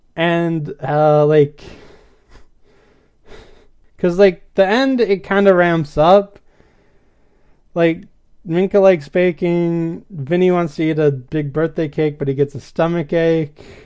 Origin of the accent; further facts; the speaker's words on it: Wisconsin, United States; I'm from Wisconsin